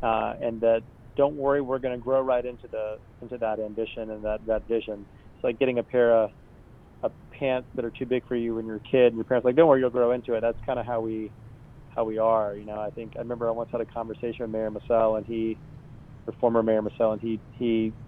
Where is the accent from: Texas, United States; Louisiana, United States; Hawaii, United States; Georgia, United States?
Georgia, United States; Marietta; I grew up in the suburbs. I grew up in Marietta.